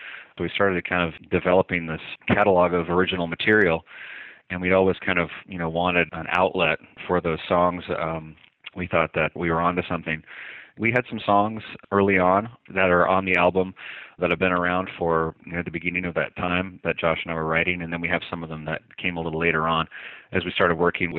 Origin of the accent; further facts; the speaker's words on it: Newfoundland and Labrador, Canada; When people find out where I'm from, they immediately ask me, where's your accent? How come I don't pick up on anything? So, yeah, I'm originally from Canada, the far east province of Canada, which is New